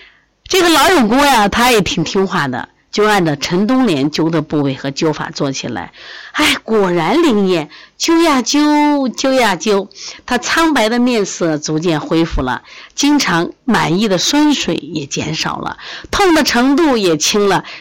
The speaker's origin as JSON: {"language": "Chinese", "country": "China", "said": "就是我们中国人的智慧， 方法非常好啊！"}